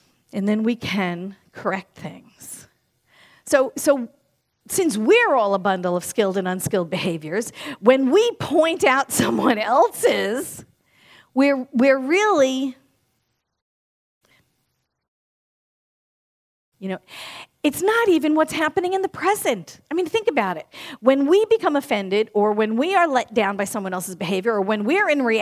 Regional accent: New York, United States; born and raised in New York like I was

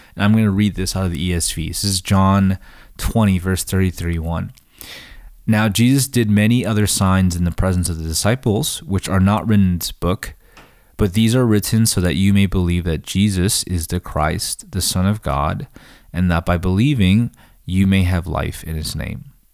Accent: United States; as, as American readers

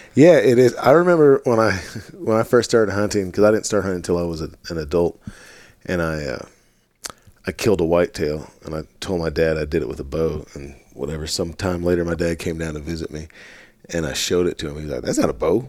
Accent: Missouri, United States; my home state of Missouri

